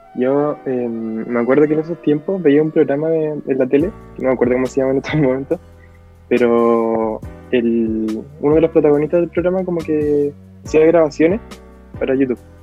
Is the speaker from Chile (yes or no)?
yes; La Serena, Coquimbo, Chile; de la ciudad de La Serena